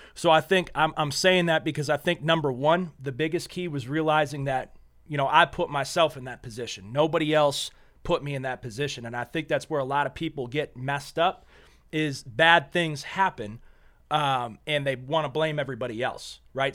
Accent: Western New York, United States; moved away; also born or lived in Nashua, New Hampshire / Meadville, Pennsylvania; I was born in New Hampshire, but I was raised in New York, uh, just a small town in New York.

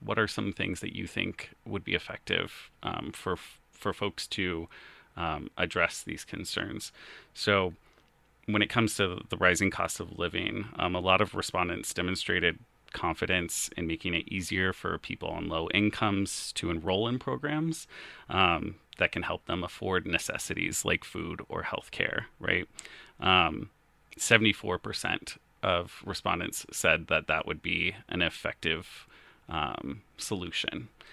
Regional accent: Colorado Springs, Colorado, United States; also born or lived in Fort Collins, Colorado; now in Lakewood, United States; I grew up in Colorado Springs

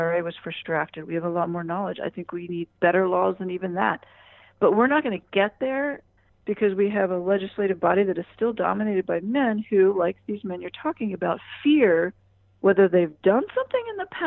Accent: United States

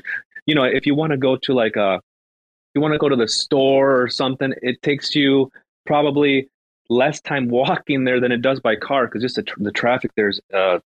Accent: Michigan, United States; I'm from Michigan. It's super cold over here in the winters, and our summers are short.

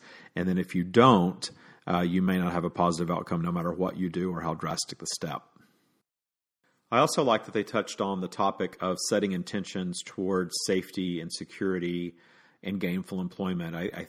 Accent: Deep South, United States; growing up in the Deep South, you just think that the whole world is against you when you're openly gay.

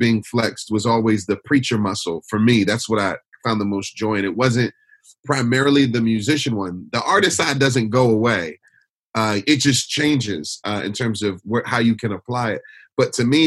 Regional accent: Detroit, Michigan, United States; now in Philadelphia, United States; I was born and raised in Detroit.

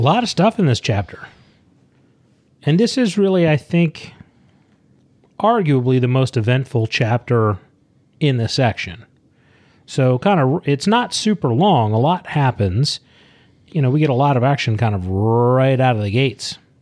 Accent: Leonardtown, Maryland, United States; Leonard Town, Maryland. What? It's where I grew up.

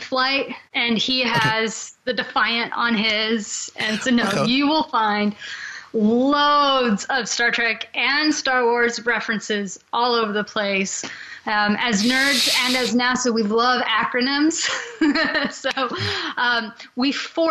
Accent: Washington, United States; also born or lived in Nashville; I'm from Washington State

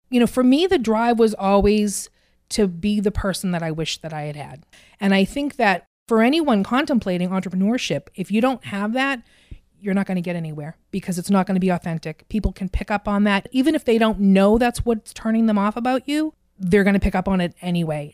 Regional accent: Burlington, Massachusetts, United States; I grew up in Burlington

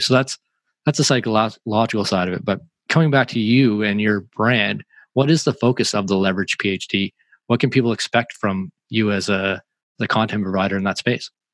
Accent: Canada; I'm a Canadian

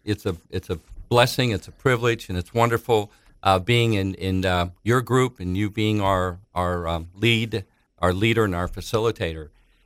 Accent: Thessaloniki, Central Macedonia, Greece; We're from Greece. They and myself were born in a little city in Greece named Thessaloniki, or Thessalonians. We're Thessalonian Greek Jews.

